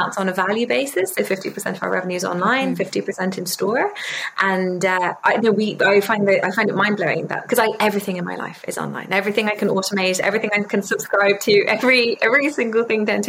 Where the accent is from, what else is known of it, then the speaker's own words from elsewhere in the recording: Ireland; also born or lived in London, United Kingdom; My dad is English, so I grew up half in London, half in the UK in London and half in Ireland